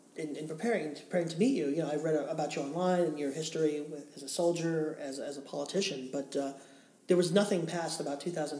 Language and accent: English; New York, United States; I'm an American... And I'm a New Yorker, which means everything east of 2nd Avenue is where the Dragons are.